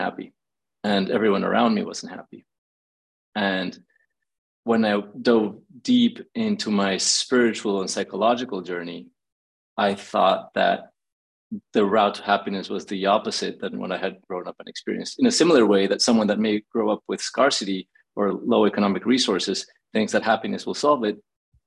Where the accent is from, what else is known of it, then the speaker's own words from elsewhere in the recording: Mexico City, Mexico; now in Los Angeles, United States; I was born in Mexico City